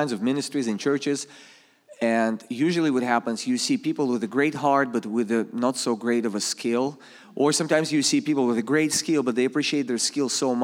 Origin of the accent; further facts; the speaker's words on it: Saint Petersburg, Russia; English is a second language; moved away as an adult; now in Springfield, United States; I come from Russia. I was born in the Soviet Union.